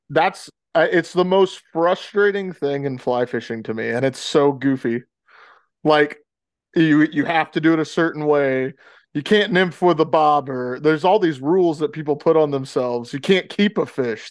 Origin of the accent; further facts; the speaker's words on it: the South, United States; moved away; growing up in the South